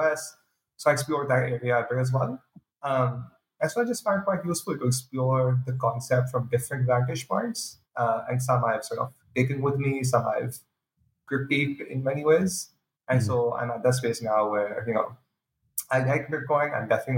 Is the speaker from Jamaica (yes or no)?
no; Pakistan; moved away as an adult; now in United States; I'm originally from Pakistan, been in the US for the past few years